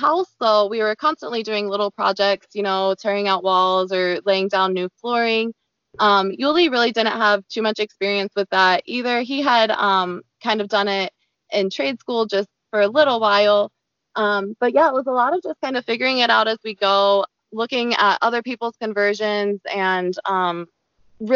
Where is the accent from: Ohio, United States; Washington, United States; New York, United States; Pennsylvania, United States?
Ohio, United States; moved away as an adult; also born or lived in Cambodia / New Zealand; I'm from Ohio